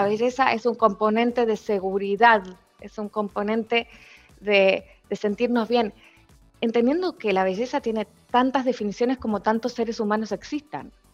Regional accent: Argentina; moved away as an adult; also born or lived in Spain; now in Chile; yo soy argentina, eh, con nacional, doble nacionalidad. Eh, llevo 20 años en este país

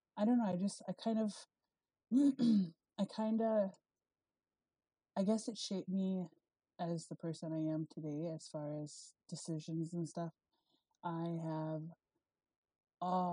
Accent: Beulah, North Dakota, United States; I am originally from Beulah, North Dakota. I was raised there.

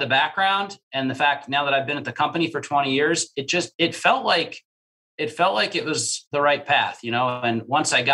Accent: New Jersey, United States; I grew up in New Jersey, and my grandparents lived in Brooklyn

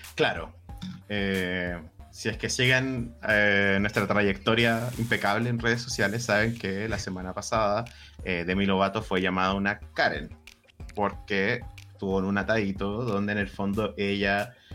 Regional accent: Chile; como joven chileno sin privilegio

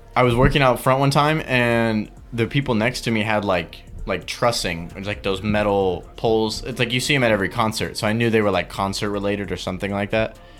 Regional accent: Milpitas, California, United States; also born or lived in San Francisco; I'm from San Jose, or Milpitas, actually, to be more specific, but San Jose for people who don't know the area

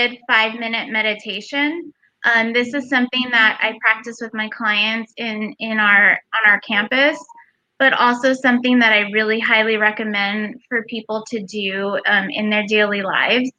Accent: Los Angeles, California, United States; moved away as an adult; now in Sacramento, United States; I am a Mexican-American woman born and raised in Los Angeles

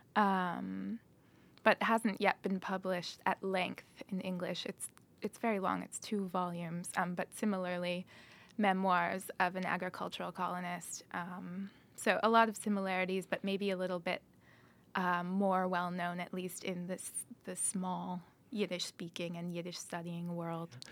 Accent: Chicago, Illinois, United States; I was born on the north side of Chicago, Illinois

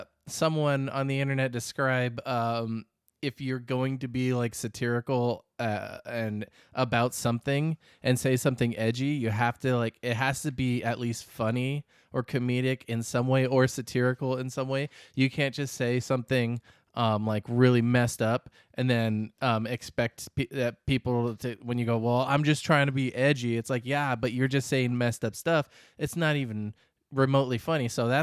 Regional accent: Arizona, United States; Because we're from Arizona, so.

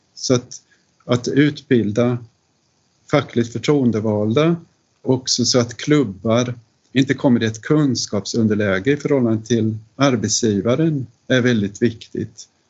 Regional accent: Linköping, Östergötland, Sweden; i staden jag växte upp i, Linköping

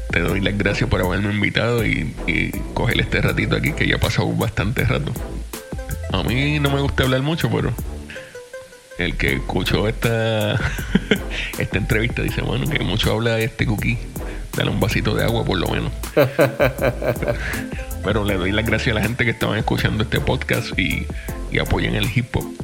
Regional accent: Puerto Rico; now in Florida, United States; yo estoy en Florida, pero yo yo era de Puerto Rico. Yo soy de Puerto Rico.

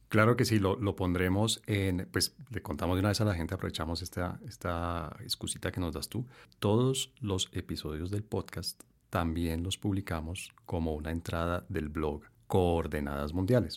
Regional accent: Colombia

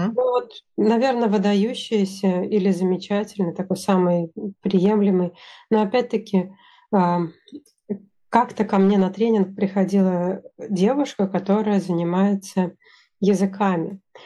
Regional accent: Russia; moved away; also born or lived in Sweden; я из России, я единственный человек из России

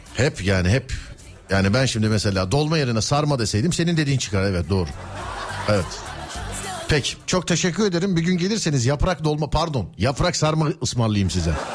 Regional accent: Istanbul, Turkey; ben de bir İstanbullu olarak

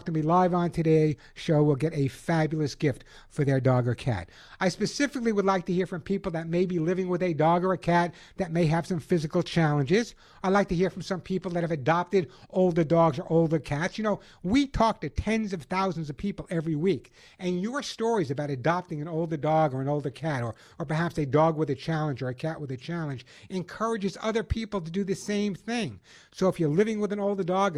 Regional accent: Long Island, New York, United States; also born or lived in the Bronx; I was born in the Bronx, raised on Long Island

